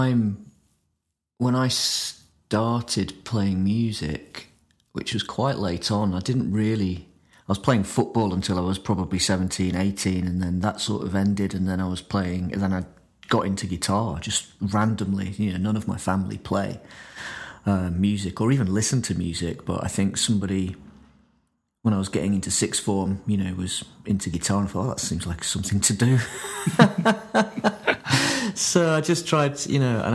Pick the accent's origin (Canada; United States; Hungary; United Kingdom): United Kingdom; Grimsby, Yorkshire and the Humber; moved away; I'm from Grimsby originally